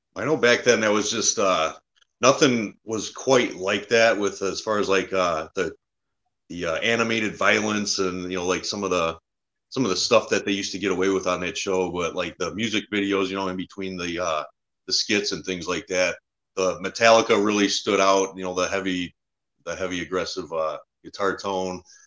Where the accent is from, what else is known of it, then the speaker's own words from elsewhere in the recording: Warren, Michigan, United States; also born or lived in Harrison Township, Michigan; I grew up in uh, Warren, Michigan. It's uh, a little bit north of Detroit.